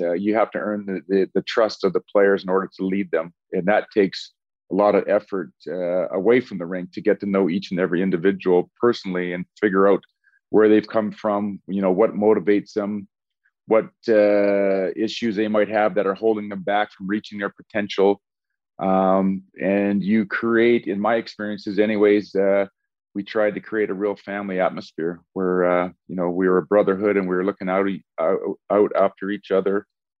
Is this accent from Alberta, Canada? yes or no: yes; Edmonton, Alberta, Canada; also born or lived in Portland, Oregon; in my hometown. I knew what NHL hockey meant to the people in Edmonton.